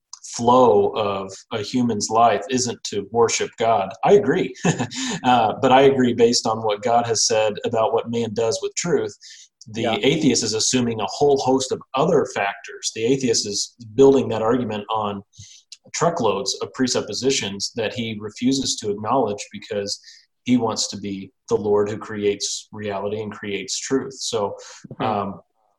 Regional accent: Missouri, United States; I'm from Missouri and I don't say anything right naturally.

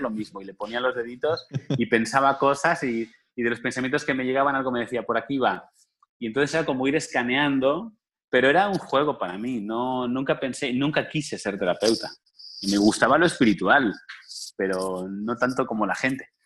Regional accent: Spain; moved away as an adult; now in Cancún, Mexico; desde España, yo trabajaba, soy español

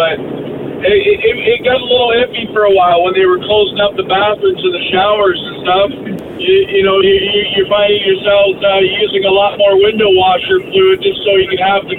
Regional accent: London, Ontario, Canada; See, I'm originally from London, Ontario, too, so I got to go with Mocha on this one.

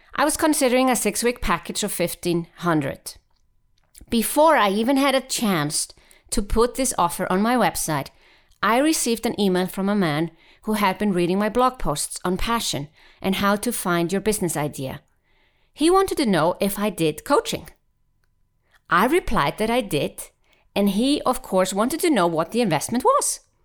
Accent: Iceland; now in Switzerland; I am from Iceland, and yes, I happen to live in Switzerland

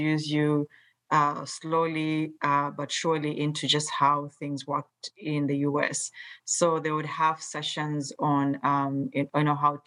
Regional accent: Mombasa, Mombasa County, Kenya; moved away as an adult; now in United States; growing up in Mombasa, Kenya

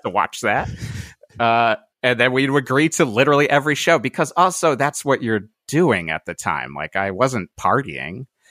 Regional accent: Cheshire, Connecticut, United States; moved away as an adult; also born or lived in Boston / New York / Brooklyn; now in Pasadena, United States; I lived in the same house in Cheshire, Connecticut, uh, whole life, um, until I graduated

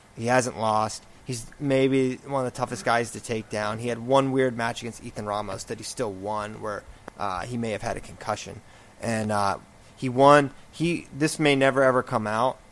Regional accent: Virginia, United States; I am from Virginia and I have ties to Tech

